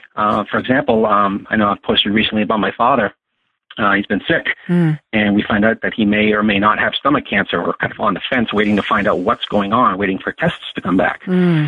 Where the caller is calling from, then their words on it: Massachusetts, United States; also born or lived in Los Angeles; Yes, I'm calling from Massachusetts.